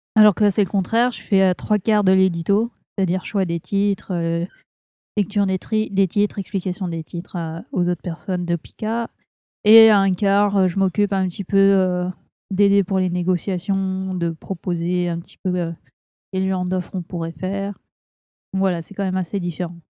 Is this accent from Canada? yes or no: no; Burgundy, Bourgogne-Franche-Comté, France; moved away; je viens de Bourgogne.